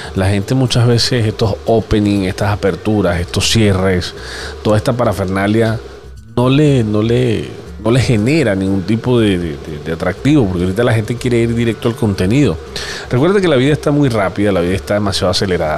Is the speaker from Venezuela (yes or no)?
yes; Venezuela; como todo venezolano